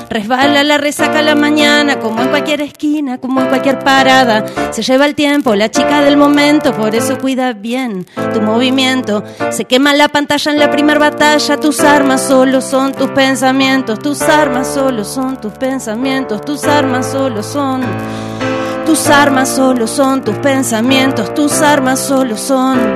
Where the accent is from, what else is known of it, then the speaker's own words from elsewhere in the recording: Ciudad de la Costa, Canelones, Uruguay; Yo soy de Ciudad de la Costa, de Sangrilá. Este, del Shangri.